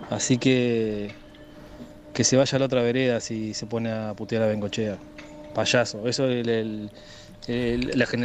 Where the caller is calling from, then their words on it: Maldonado, Uruguay; Buenas tardes … de Maldonado